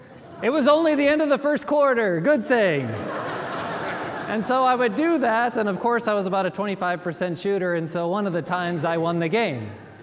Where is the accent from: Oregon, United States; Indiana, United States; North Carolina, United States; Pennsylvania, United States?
Indiana, United States; Gary; now in Memphis, United States; I grew up in Gary, Indiana, right across the lake from Lake Michigan